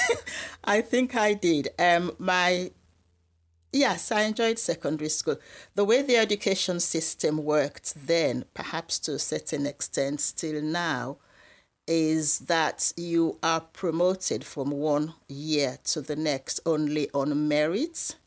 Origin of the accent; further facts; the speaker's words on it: Sierra Leone; moved away as an adult; now in United Kingdom; I was born in Sierra Leone in West Africa